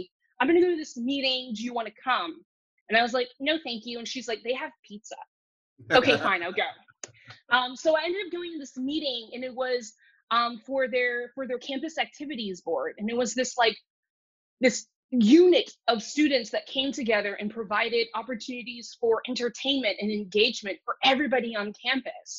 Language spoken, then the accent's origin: English; South Florida, United States; English is a second language; also born or lived in China; growing up in South Florida